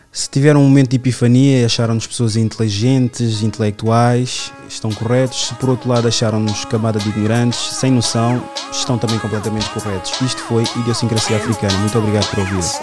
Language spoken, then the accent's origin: Portuguese; Amadora, Lisbon, Portugal; ali no, no meu bairro, onde eu cresci na minha adolescência